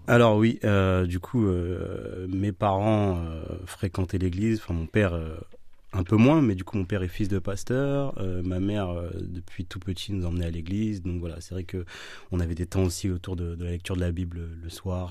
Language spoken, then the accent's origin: French; Villeneuve-Saint-Georges, Île-de-France, France; moved away as an adult; now in Orléans, France; Alors, je viens de la région parisienne. Donc, je suis né euh, dans 94 à Villeneuve-Saint-Georges